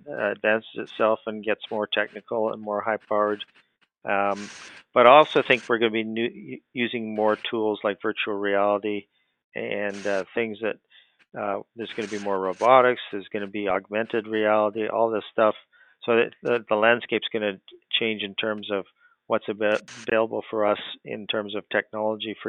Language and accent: English; Canada; growing up in Canada, hockey's huge here